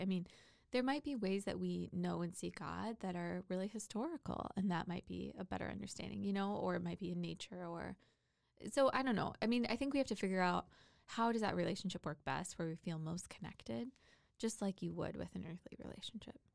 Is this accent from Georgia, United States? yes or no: no; Port Orchard, Washington, United States; moved away; I grew up in a little town called Port Orchard, Washington, which is in between Gig Harbor and Bremerton, Washington